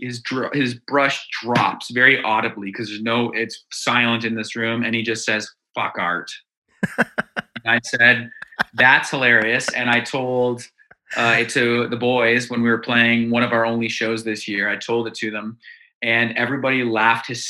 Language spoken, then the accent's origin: English; Dundas, Ontario, Canada; also born or lived in Hamilton; I live in Hamilton right now, but we're all from Dundas, which is, it's a little suburb of Hamilton.